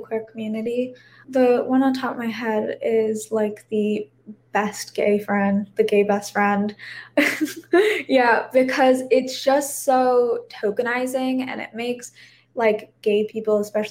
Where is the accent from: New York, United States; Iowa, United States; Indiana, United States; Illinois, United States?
Illinois, United States; I'm from Illinois